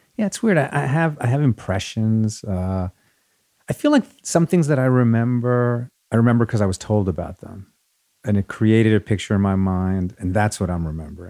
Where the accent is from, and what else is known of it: Rockland County, New York, United States; born or raised there; first language Spanish; English is a second language; also born or lived in Chile / Riverdale; now in Los Angeles, United States